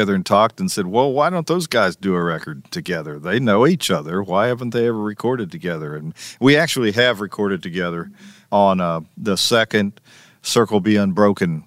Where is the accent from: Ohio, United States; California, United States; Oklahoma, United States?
Ohio, United States; I'm from Ohio, and I never saw any lilacs in Ohio